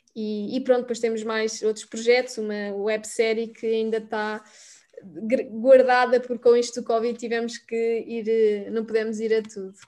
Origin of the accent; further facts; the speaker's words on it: Mem Martins, Lisbon, Portugal; vim de Mãe Martins